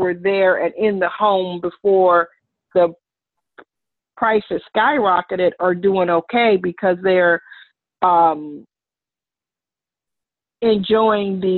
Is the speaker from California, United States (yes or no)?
yes; Los Angeles, California, United States; moved away; We grew up in South Central